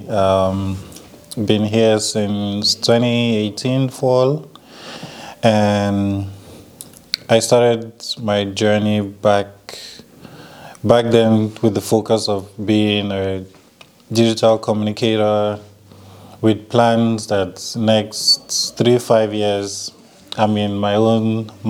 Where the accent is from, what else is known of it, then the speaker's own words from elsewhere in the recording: Nigeria; also born or lived in Cameroon; So yes, I'm Nigerian, but I was born in Cameroon because my parents were living the good life over there.